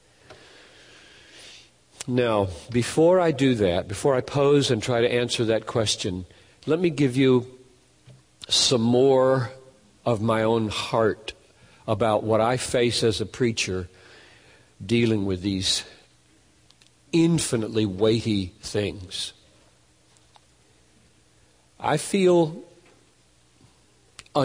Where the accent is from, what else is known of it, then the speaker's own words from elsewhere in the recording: United States; We're Americans